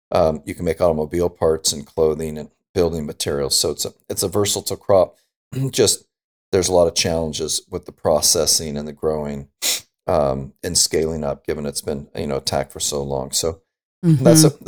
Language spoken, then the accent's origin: English; Pasadena, California, United States; I grew up in Pasadena in Southern California.